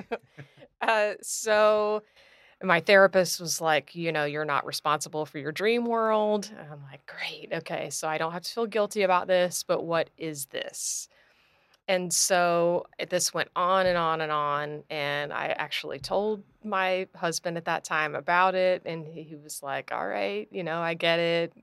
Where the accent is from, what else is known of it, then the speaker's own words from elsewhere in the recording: Clearwater, Florida, United States; I was born here in Clearwater